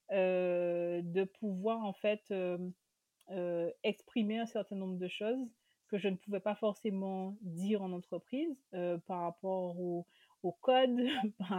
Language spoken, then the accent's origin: French; Guadeloupe, France; sur l'ultramarin, sur l'antillais, si on veut réduire encore plus parce que je suis de Guadeloupe.